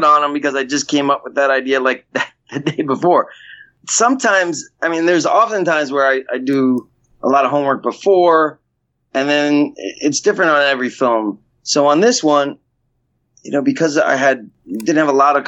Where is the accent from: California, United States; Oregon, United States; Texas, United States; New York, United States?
New York, United States; New York City; Growing up in New York